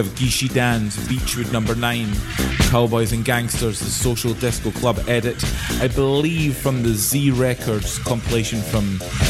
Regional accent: Scotland, United Kingdom; as we say here in Scotland.

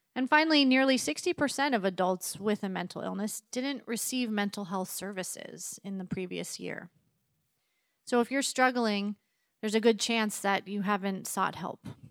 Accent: East Coast, United States; moved away as an adult; also born or lived in Massachusetts; now in Richland, United States; I grew up on the East Coast

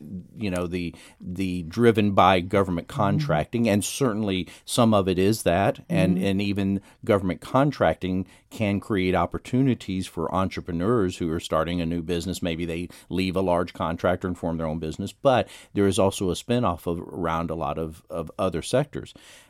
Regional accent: Dallas, Texas, United States; In the Dallas area.

